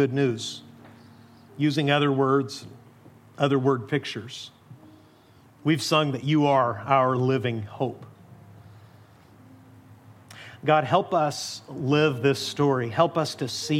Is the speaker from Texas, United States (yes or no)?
yes; Amarillo, Texas, United States; I was born in Amarillo